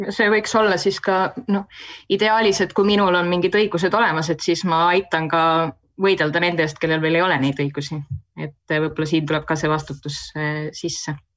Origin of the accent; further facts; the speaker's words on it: Tartu, Tartu County, Estonia; sündinud ja üles kasvanud Tartus